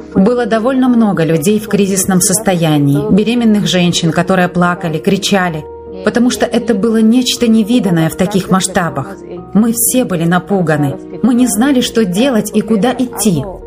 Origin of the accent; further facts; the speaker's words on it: Ecuador; also born or lived in Guano, Chimborazo, Ecuador; Я из Эквадора.